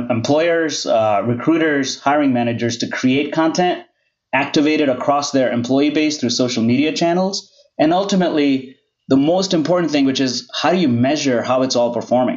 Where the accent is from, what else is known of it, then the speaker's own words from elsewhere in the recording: India; I grew up in India